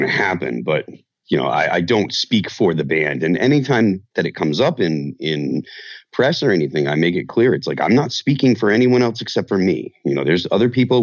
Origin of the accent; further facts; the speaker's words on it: Chicopee, Massachusetts, United States; moved away as an adult; now in New Hampshire, United States; I grew up in Western Massachusetts